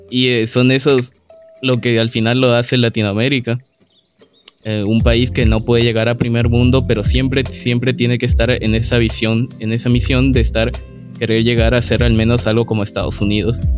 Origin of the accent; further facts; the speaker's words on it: Peru; soy de Perú, en el cual cada presidente se pueden dar unos golpes de estado a cada rato y normal, la verdad.